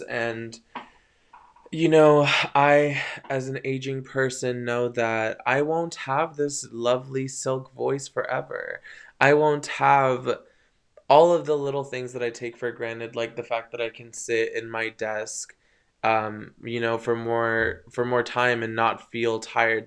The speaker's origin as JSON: {"language": "English", "area": "Coachella Valley", "region": "California", "country": "United States", "tie": "born or raised there", "also_born_or_lived": "Thousand Oaks, California", "moved": "as an adult", "lives_now": "San Francisco, United States", "said": "they ended up moving down to the Coachella Valley, where I was raised"}